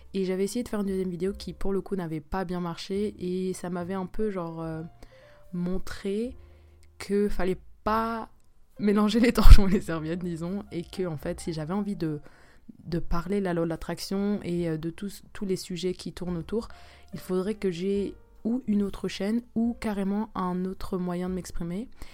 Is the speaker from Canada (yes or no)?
no; Switzerland; first language French; moved away as an adult; now in South Korea; je suis une Suisse qui vit en Corée du Sud